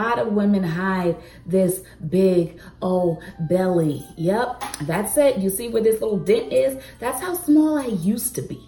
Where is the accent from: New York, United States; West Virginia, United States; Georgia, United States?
Georgia, United States; Atlanta; also born or lived in Cleveland; I'm from Atlanta, Georgia, but I had a job in Cleveland.